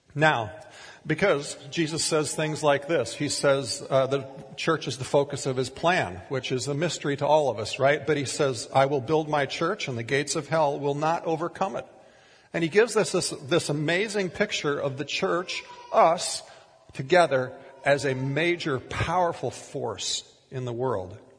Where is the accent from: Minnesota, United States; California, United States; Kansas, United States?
Minnesota, United States; moved away as an adult; also born or lived in Tulsa, Oklahoma / Oregon; We grew up in Minnesota in largely rural conservative communities